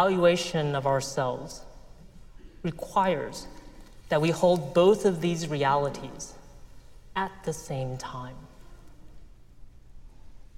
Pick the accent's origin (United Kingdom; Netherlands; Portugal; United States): United States; I grew up in the United States of America